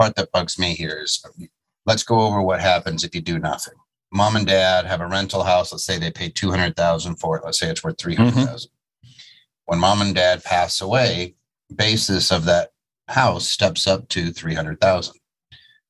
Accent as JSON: {"language": "English", "town": "Dallas", "region": "Texas", "country": "United States", "said": "I am from Dallas."}